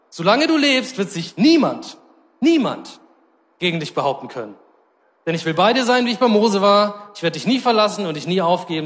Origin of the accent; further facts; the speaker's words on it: Germany; als Deutsche